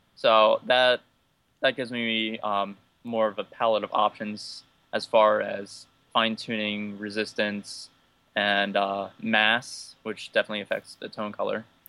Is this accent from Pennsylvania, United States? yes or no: yes; Northeastern Pennsylvania, United States; moved away as an adult; now in Ithaca, United States; I'm from Northeastern Pennsylvania of the United States, but currently I live in Ithaca, New York